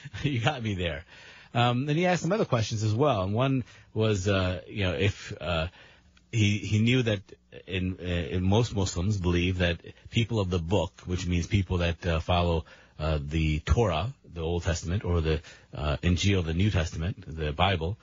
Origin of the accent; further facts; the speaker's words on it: Maryland, United States; also born or lived in Pakistan; I grew up mostly here in Maryland